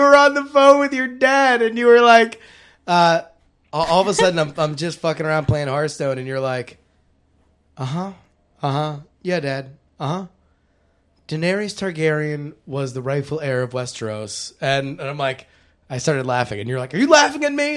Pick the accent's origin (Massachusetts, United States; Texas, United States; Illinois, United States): Texas, United States; Fort Worth; moved away; also born or lived in Syracuse, New York; I was born in Fort Worth, Texas, and I graduated Syracuse University